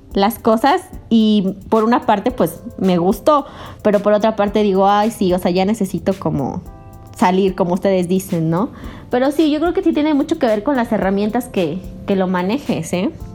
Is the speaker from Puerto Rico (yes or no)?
no; Puebla, Mexico; moved away; also born or lived in Yucatán; soy del estado de Puebla y pues en este momento me encuentro aquí